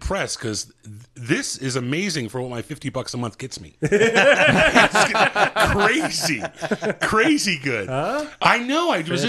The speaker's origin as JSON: {"language": "English", "town": "Greenfield", "region": "California", "country": "United States", "said": "I'm from a little town called Greenfield, California."}